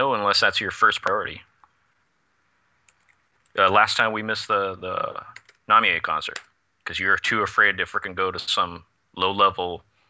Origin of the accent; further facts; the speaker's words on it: Canada; I'm from Canada, damn it.